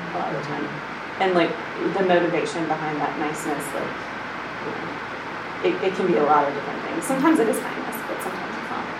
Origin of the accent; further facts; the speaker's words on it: the South, United States; moved away as an adult; now in New England, United States; I grew up in the South, and like, I was always taught, like, be sweet, be polite